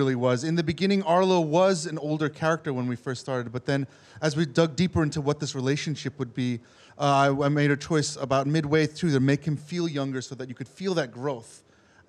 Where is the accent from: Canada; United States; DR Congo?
United States; New York City, New York; I grew up in New York City